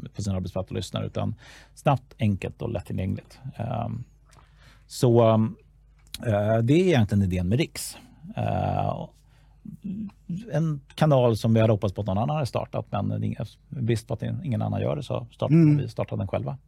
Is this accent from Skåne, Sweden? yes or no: no; Stockholm, Stockholm County, Sweden; jag är född och uppvuxen i Stockholm